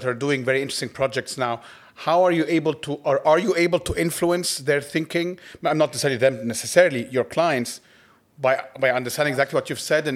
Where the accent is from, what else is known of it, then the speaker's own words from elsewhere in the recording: Egypt; I grew up in Egypt